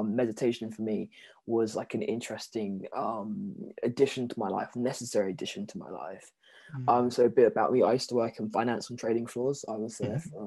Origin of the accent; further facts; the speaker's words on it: London, United Kingdom; also born or lived in Jamaica (ancestry); I'm from South London. I live like in Purley. It's just near Croydon.